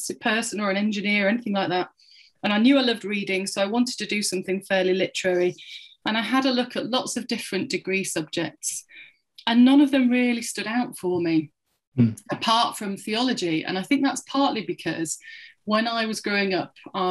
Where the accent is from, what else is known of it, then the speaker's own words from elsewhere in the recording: Yorkshire and the Humber, United Kingdom; moved away as an adult; also born or lived in Midlands; now in Solihull, United Kingdom; I don't have a local accent. I'm from Yorkshire, specifically Yorkshire. West Yorkshire.